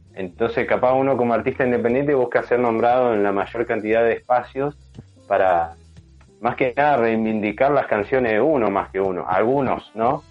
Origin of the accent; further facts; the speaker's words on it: San Martín de los Andes, Neuquén, Argentina; yo me crié en San Martín de los Andes también, soy de Neuquén y bueno, me crié allá en San Martín.